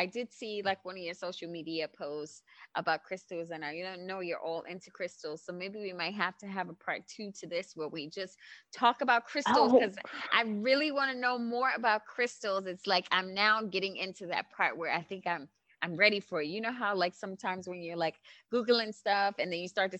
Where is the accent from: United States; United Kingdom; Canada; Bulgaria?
United States; New York City, New York; I'm from Brooklyn, New York.